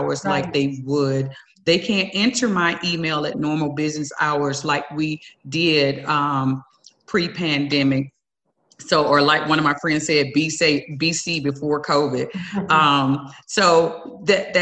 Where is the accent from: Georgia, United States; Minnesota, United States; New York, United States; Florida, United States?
Georgia, United States; Southwest; now in El Paso, United States; I'm from Southwest Georgia, and you hug strangers, family members, everybody gets a hug